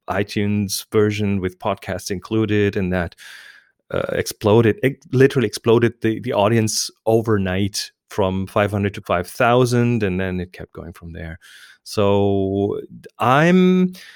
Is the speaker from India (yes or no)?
no; Germany; English is a second language; I'm German